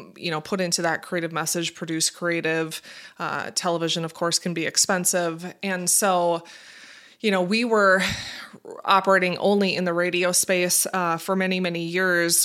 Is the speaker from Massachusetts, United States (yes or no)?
no; Minnesota, United States; also born or lived in Fargo, North Dakota; I grew up in Minnesota. Um, born and raised, have been here all my life